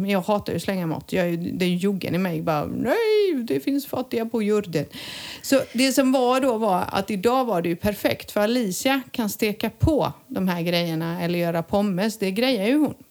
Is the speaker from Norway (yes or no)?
no; Montenegro; moved away; när jag var liten i Montenegro